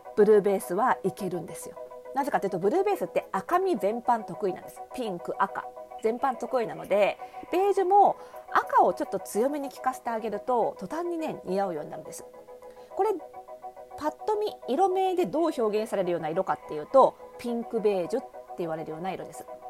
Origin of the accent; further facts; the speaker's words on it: Kanagawa, Japan; 私の出身地の湘南